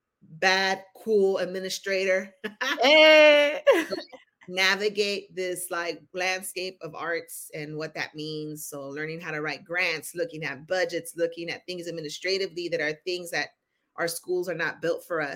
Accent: Los Angeles, California, United States; Born and raised in Los Angeles. My parents are from El Salvador, so I'm a first generation in every way possible

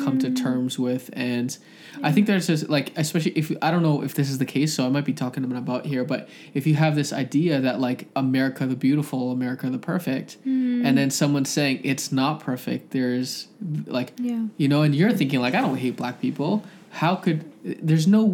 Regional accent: Toronto, Ontario, Canada; I'm from Scarborough

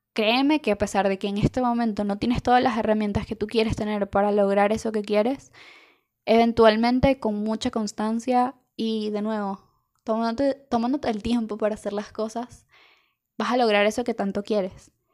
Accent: Venezuela; algo que nos pasa mucho como venezolanos

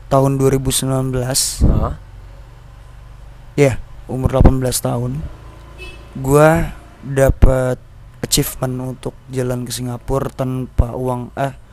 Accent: Serang, Banten, Indonesia; karena gue putra daerah asik putra daerah kakek gue uyut gue dari Cipare bos Cipare Cipare itu adalah kota paling apa desa paling tua di Serang

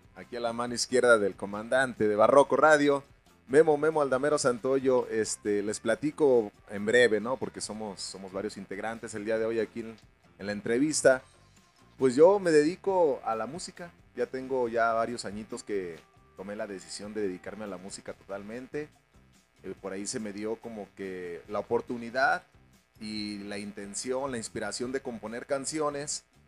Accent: León, Guanajuato, Mexico; Todos los integrantes somos de León, nacimos aquí en, León Guanajuato.

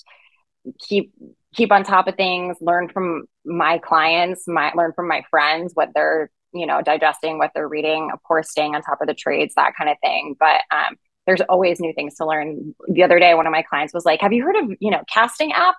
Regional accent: Rhode Island, United States; moved away as an adult; now in Los Angeles, United States; I'm from Rhode Island. Mm. And I always say that you earn your summer in Rhode Island because you have really rough winters and it's not fun. And I come from a really sleepy beach town.

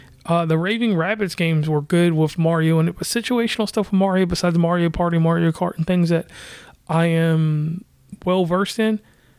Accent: West Virginia, United States; from West Virginia.

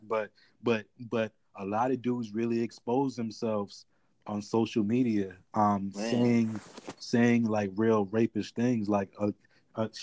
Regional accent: New York City, New York, United States; I was born in Queens

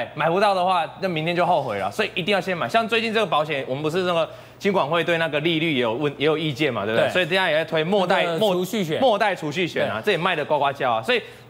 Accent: Taiwan; first language Taiwanese Hokkien; Chinese is a second language; 我母语是台语。

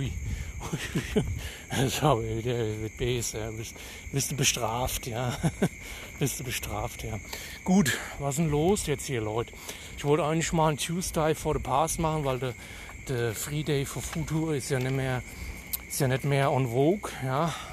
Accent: Hesse, Germany; accent: Hessian; Detmold, ja gut, führt ja. Aber ich komme eigentlich aus Hesse. Ich meine, an meinem Akzent kann, könnt ihr es ja vielleicht hören, aber vielleicht auch nicht, ne. Weil so ein starkes hessisches äh, Blatt labe ich ja gar nicht, ne

